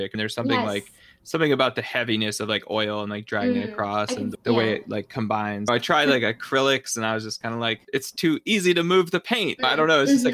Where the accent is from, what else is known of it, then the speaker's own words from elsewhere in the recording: New England, United States; I grew up in the Northeast. There's just part of me growing up as an Italian in New England